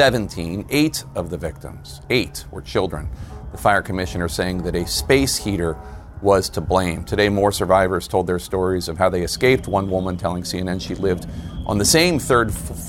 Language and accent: English; Philadelphia, Pennsylvania, United States; Growing up in Philadelphia, Saget's mom and my mom worked together at Children's Hospital of Philadelphia.